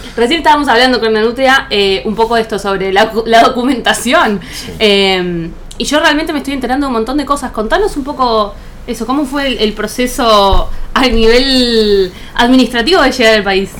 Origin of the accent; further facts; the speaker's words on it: Buenos Aires, Argentina; yo toda la vida vivía acá en Buenos Aires